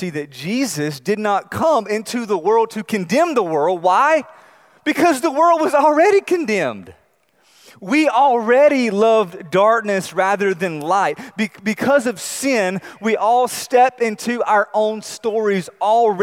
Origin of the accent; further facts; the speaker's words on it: North Carolina, United States; I grew up in North Carolina